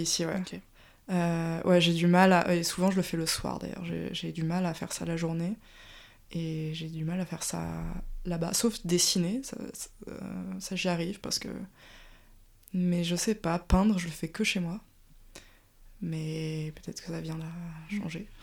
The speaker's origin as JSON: {"language": "French", "town": "Paris", "region": "Île-de-France", "country": "France", "tie": "born or raised there", "also_born_or_lived": "Strasbourg", "said": "je suis née à Paris et ça fait du coup 30 ans que j'y vis, sauf mon temps à Strasbourg"}